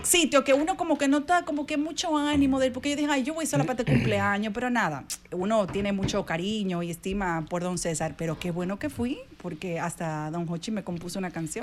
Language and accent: Spanish; Dominican Republic; como dominicana, como mujer